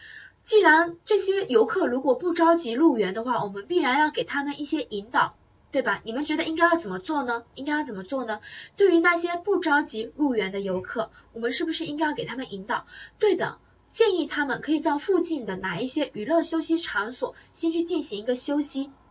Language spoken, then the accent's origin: Chinese; Taiwan; 我不是我是台湾人啊，我是台妹啊，我们的小班学员都叫我台妹啊